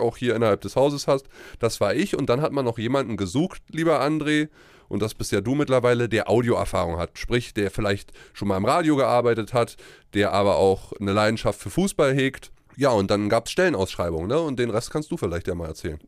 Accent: Uckermark, Brandenburg, Germany; also born or lived in Ruhr area; now in Berlin, Germany; in Berlin zu leben, weil das ist meine Heimat, äh, die Uckermark ist nicht weit weg, da wo ich herkomme.

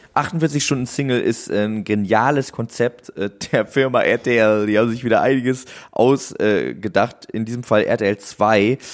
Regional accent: Husum, Schleswig-Holstein, Germany; moved away; damals bei uns in Husum

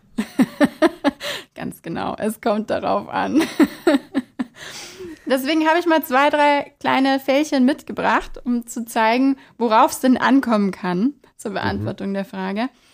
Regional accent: Bavaria, Germany; bei uns in Bayern

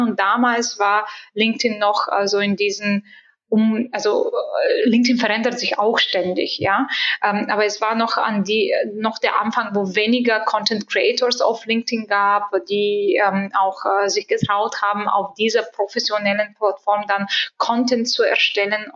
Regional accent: Bulgaria; moved away; Ich bin gebürtige Bulgarin

